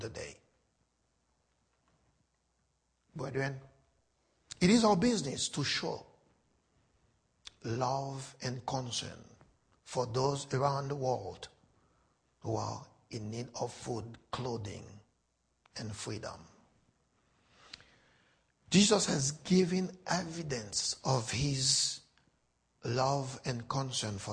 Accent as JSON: {"language": "English", "country": "Haiti", "tie": "born or raised there", "said": "Haiti is my home. I was born and raised in Haiti."}